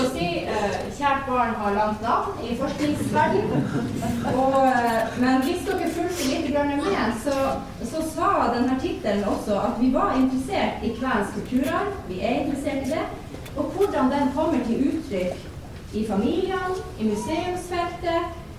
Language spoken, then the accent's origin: Norwegian; Vadsø, Finnmark, Norway; Jeg er fra Vadsø